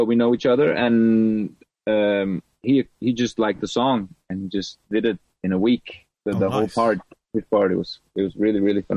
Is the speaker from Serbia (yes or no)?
yes; Serbia; moved away; I'm a refugee from Serbia